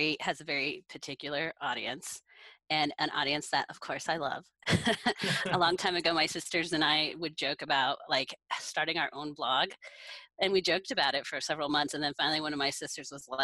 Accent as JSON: {"language": "English", "town": "Kersey", "region": "Colorado", "country": "United States", "tie": "born or raised there", "said": "I was born and raised in Kersey, which is just, you know, east of Greeley."}